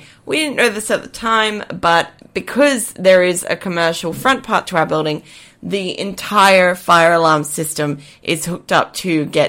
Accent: Queensland, Australia; born or raised there

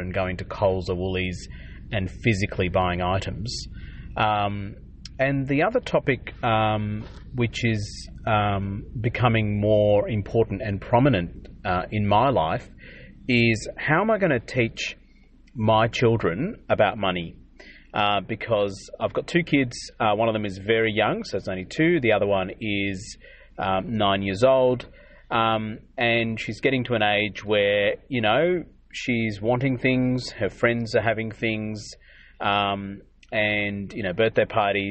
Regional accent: Adelaide, South Australia, Australia; I grew up in South Australia, Adelaide

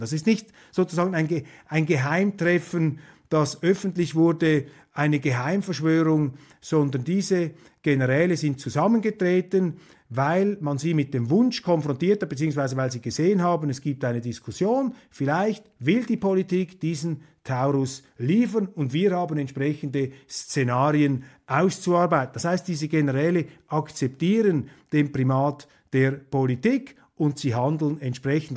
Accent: Switzerland; als Vierteldeutscher und als Schweizer

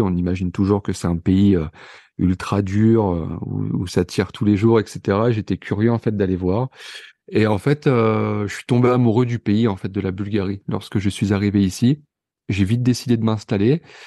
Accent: near Pont-Audemer, Normandy, France; moved away; also born or lived in Vernon / Marseille; on est tous les deux originaires euh, de Normandie, d'un petit patelin à quelques kilomètres de Ponto de Mer

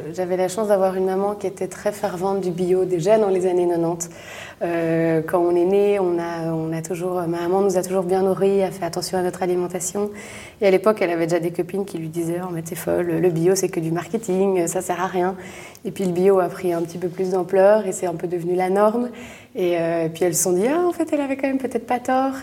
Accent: Brussels, Brussels-Capital Region, Belgium; je suis bruxelloise. J'ai toujours euh, grandi à Bruxelles, vécu à Bruxelles

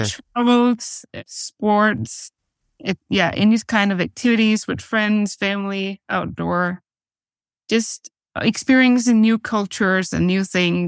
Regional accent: Aarhus, Central Denmark Region, Denmark; We are both from Aarhus Vineyard, so the main part of Denmark called Jutland, and the city is called Aarhus.

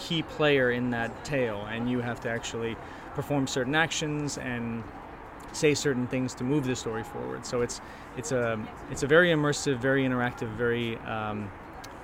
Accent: Chicago, Illinois, United States; now in Los Angeles, United States; I grew up in Chicago

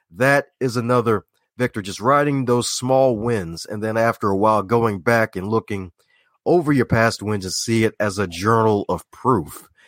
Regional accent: Baltimore, Maryland, United States; Like, you don't sound like you're from Baltimore. Well, that's kind of not true, but true at the same time because a lot of folks from Baltimore don't put the T in there.

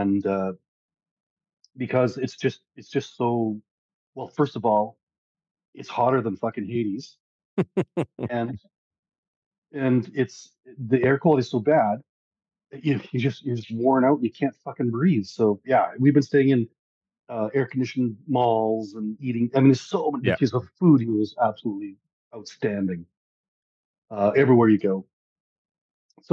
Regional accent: Canada; I'm a Canadian.

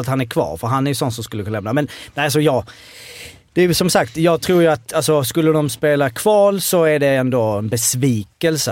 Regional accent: Malmö, Skåne, Sweden; vi är ändå från Malmö

